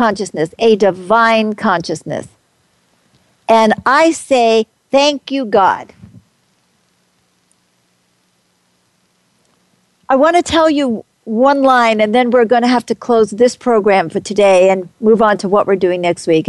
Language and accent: English; New York City, New York, United States; I grew up as an American. I was born in, I hate to tell you, 1945. I was brought up in New York City